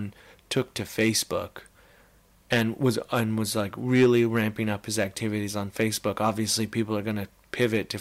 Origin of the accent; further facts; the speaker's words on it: Canada; as a Canadian